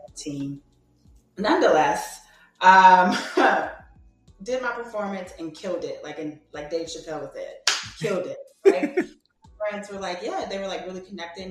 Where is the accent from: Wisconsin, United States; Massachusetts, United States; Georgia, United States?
Georgia, United States; Atlanta; moved away; I'm actually originally from Atlanta, Georgia